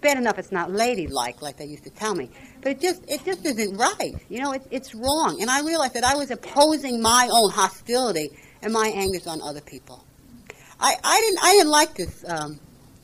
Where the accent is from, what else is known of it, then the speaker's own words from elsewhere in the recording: Jersey City, New Jersey, United States; I grew up in Jersey City